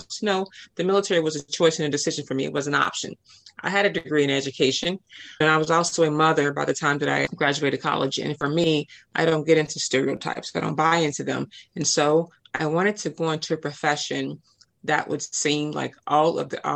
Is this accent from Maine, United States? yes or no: no; Chicago, Illinois, United States; being born and raised in Project Chicago